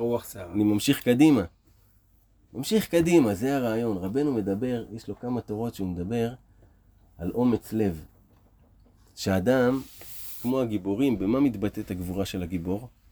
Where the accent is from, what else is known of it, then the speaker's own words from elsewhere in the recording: Israel; נולדנו פה בארץ ישראל